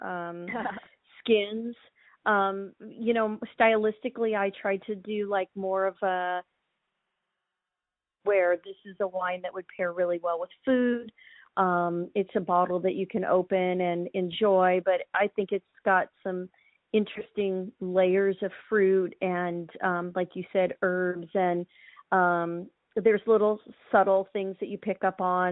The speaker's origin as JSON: {"language": "English", "region": "Hawaii", "country": "United States", "tie": "born or raised there", "also_born_or_lived": "Oregon", "moved": "as an adult", "said": "I grew up in Hawaii and I moved to Oregon to go to college"}